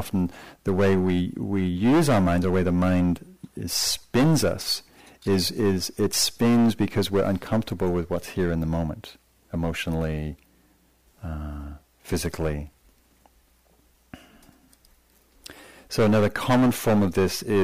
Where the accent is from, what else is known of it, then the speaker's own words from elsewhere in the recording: England, United Kingdom; So I come from a nation, I come from England